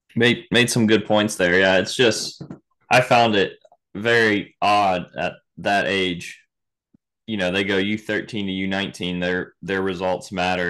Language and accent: English; Virginia, United States; now in Florida, United States; I grew up in Virginia, um, played for the same club pretty much my whole life